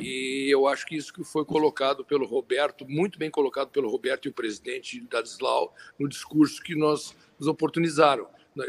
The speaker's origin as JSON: {"language": "Portuguese", "country": "Brazil", "said": "como brasileiros"}